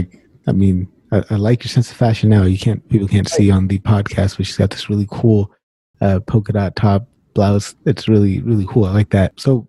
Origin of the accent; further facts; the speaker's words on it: United States; I was born in the States, so I guess first generation. My parents are, mom is from Fiji, dad is from India, but both, like, you know, ethnically Punjabi.